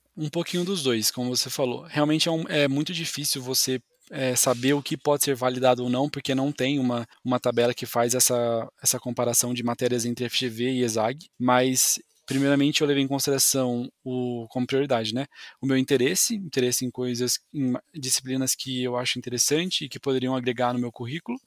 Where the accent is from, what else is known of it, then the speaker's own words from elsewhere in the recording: São Paulo, Brazil; moved away; also born or lived in Florianópolis, Santa Catarina; eu sou originalmente aqui do estado de São Paulo